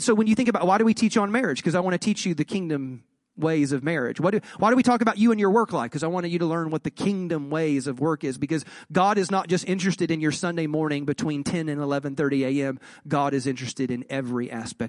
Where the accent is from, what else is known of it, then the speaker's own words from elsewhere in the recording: Southeast, United States; I am from the Southeast, and so there were not a lot of Catholics where I grew